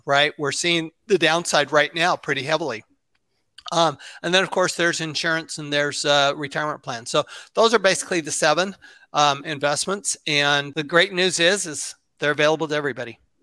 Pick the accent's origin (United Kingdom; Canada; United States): United States; Salt Lake City, Utah; I grew up in Salt Lake City, Utah.